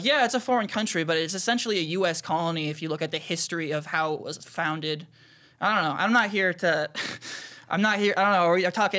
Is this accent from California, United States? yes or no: yes; Los Angeles, California, United States; also born or lived in New York / New Jersey; I was born in New York. I grew up a little bit in New Jersey, going there on the weekends, but for most of my life I was here. In L.A.? In L.A., in the Valley.